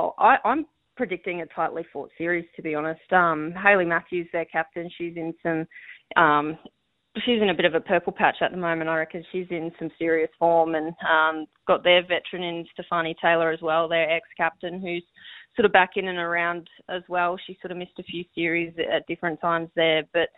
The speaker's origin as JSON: {"language": "English", "region": "Queensland", "country": "Australia", "said": "Yeah, I'm a Queenslander through and through."}